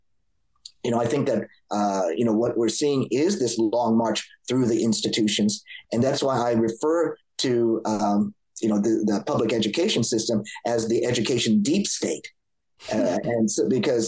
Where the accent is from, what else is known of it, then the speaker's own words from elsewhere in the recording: Los Angeles, California, United States; I grew up in Los Angeles